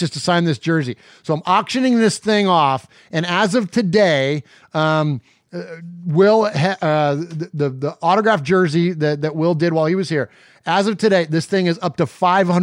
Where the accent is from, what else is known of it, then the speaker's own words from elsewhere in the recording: Bay Area, California, United States; moved away as an adult; now in Nashville, United States; I'm originally from the Bay Area, spent the majority of my life there